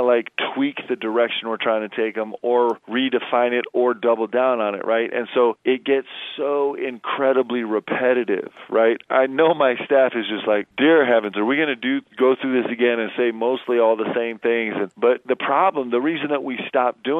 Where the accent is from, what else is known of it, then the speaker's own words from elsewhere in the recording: Nebraska, United States; moved away; I was born in Nebraska